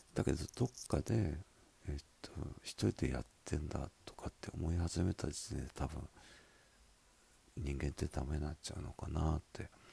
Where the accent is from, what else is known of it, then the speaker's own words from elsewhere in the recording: Miyazaki, Japan; accent: Miyazaki dialect; 私の宮崎弁